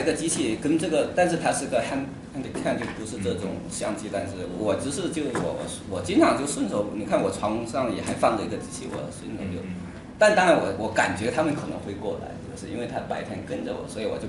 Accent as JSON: {"language": "Chinese", "town": "Huizhou", "region": "Guangdong", "country": "China", "tie": "born or raised there", "moved": "as an adult", "lives_now": "Beijing, China", "said": "我老家是在广东惠州，"}